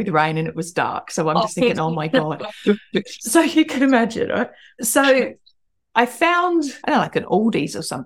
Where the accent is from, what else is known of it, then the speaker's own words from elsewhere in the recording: Australia; now in United Kingdom; I'm Australian. I grew up in Australia.